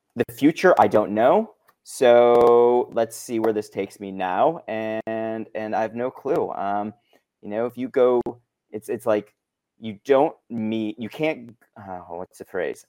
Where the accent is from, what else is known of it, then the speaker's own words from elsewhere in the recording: Chicago, Illinois, United States; moved away as an adult; now in Los Angeles, United States; born and raised in Chicago, came out to L A for college, never left